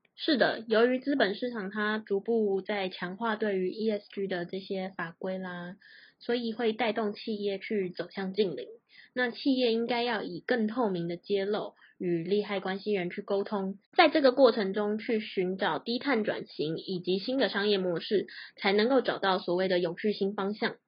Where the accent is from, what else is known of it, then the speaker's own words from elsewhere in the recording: Taiwan; also born or lived in United States; 我们台湾人